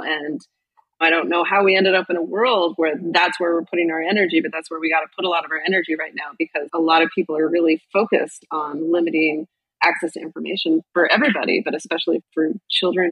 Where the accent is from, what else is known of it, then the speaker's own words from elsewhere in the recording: Boise, Idaho, United States; I grew up in Idaho, in Boise